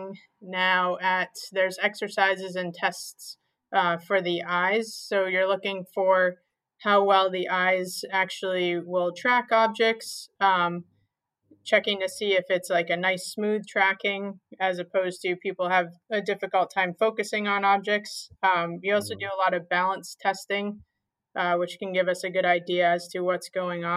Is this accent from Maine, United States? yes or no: yes; southern Maine, United States; moved away as an adult; also born or lived in Rhode Island; now in Providence, United States; Yeah, I grew up in southern Maine. I actually went to school at the University of New England, which is also in Maine. So I was born and raised in Maine